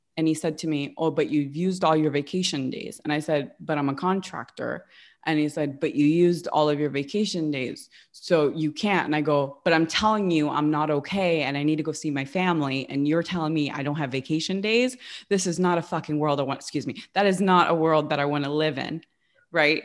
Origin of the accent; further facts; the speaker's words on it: West Hollywood, California, United States; moved away as an adult; also born or lived in upstate New York; I grew up in West Hollywood